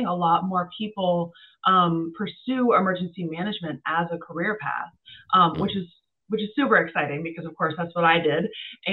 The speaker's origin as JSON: {"language": "English", "region": "Vermont", "country": "United States", "tie": "born or raised there", "said": "Vermont being my home state"}